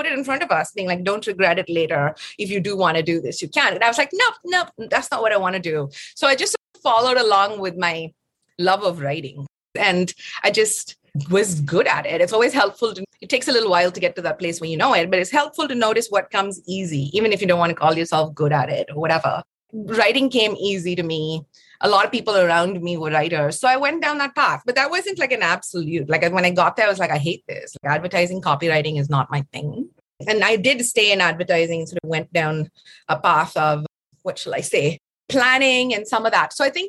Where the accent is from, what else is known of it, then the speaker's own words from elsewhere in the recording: Tanzania; also born or lived in Chennai, India; I was born in Chennai, and then we lived in Tanzania for a good amount of my formative years.